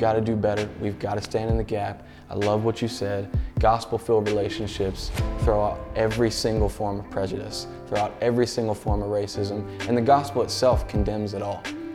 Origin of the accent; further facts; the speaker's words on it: Baltimore, Maryland, United States; I grew up right outside of Baltimore City, Maryland.